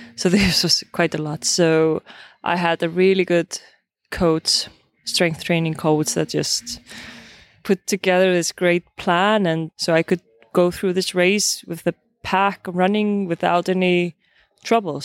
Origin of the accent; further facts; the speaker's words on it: Iceland; I'm from Iceland